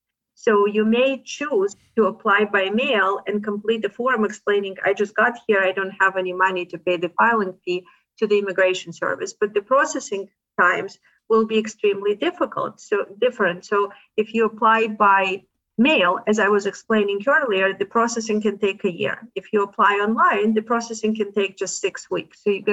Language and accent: English; Ukraine; or maybe because I'm from Ukraine, I get to see a lot of articles about it.